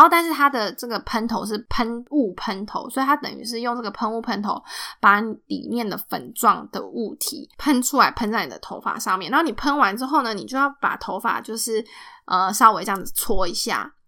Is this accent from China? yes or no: no; Taiwan; now in United States; 我们台湾人